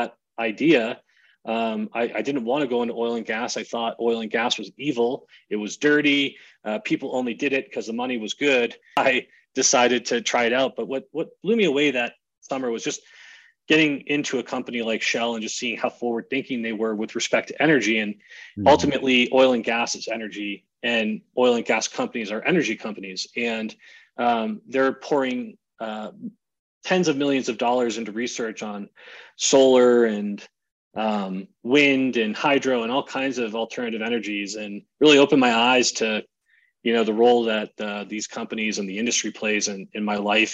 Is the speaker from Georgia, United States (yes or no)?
no; New Hampshire, United States; moved away as an adult; also born or lived in Colorado; growing up in the Northeast in New Hampshire